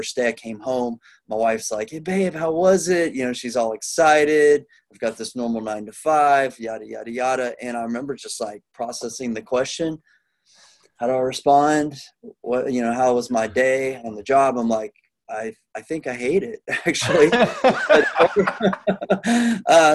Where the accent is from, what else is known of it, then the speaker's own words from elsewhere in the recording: Plano, Texas, United States; now in Houston, United States; I grew up around Plano, but I'm down in Houston, Texas